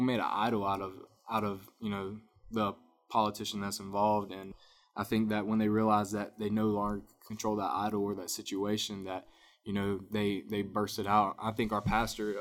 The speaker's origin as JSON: {"language": "English", "town": "Winder", "region": "Georgia", "country": "United States", "tie": "born or raised there", "said": "I grew up, like I told you, I'm from Winder"}